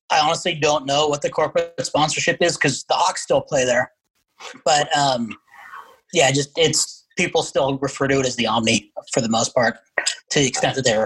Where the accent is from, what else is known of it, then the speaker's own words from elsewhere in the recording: Winnipeg, Manitoba, Canada; also born or lived in California; now in Atlanta, United States; I'm uh, kind of the reverse of the Thrashers in that I'm originally from